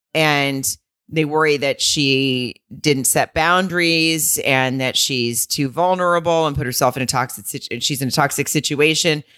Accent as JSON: {"language": "English", "region": "the South", "country": "United States", "said": "I'm from the South"}